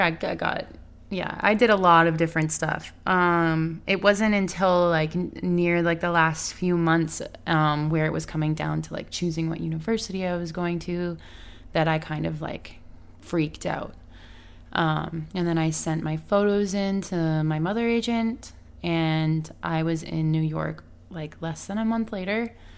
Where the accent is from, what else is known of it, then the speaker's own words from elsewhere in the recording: Canada; now in Los Angeles, United States; I'm from Canada, so I'm still in L A. I'm, like, you know, I'm not from here